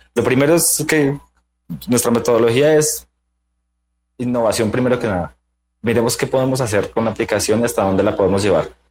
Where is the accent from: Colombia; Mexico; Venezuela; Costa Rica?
Colombia; Bogotá; soy bogotano